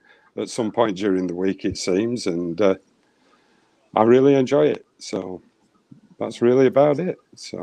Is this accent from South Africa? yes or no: no; England, United Kingdom; moved away as an adult; now in Northern Minnesota, United States; I'm from the United Kingdom. I'm from England. And when I came here, I've been here 20 years.